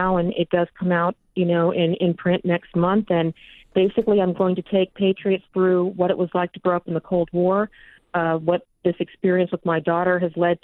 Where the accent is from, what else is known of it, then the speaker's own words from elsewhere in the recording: Texas, United States; moved away; until we moved back to my home state of Texas